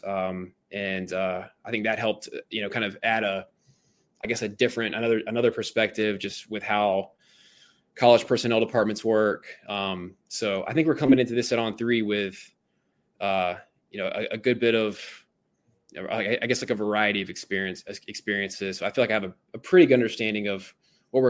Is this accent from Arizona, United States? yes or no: no; Myrtle Beach, South Carolina, United States; So I'm originally from Myrtle Beach, South Carolina. You know, grew up in South Carolina